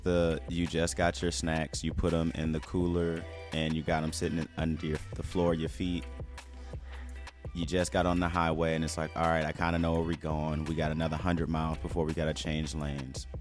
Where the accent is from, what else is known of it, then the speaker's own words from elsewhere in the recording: St. Louis, Missouri, United States; I'm from Saint Louis